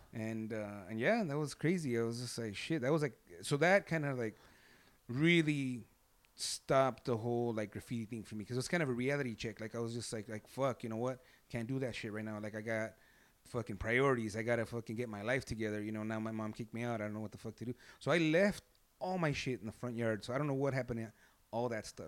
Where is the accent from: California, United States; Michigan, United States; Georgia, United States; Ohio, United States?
California, United States; Los Angeles; L A, born and raised in East L